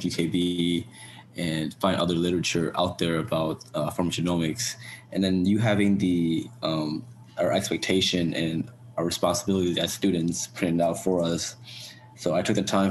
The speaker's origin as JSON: {"language": "English", "town": "Chicago", "region": "Illinois", "country": "United States", "moved": "yes", "lives_now": "St. Louis, United States", "said": "I'm originally from Chicago, so it's a 5-hour drive for me to come to St. Louis"}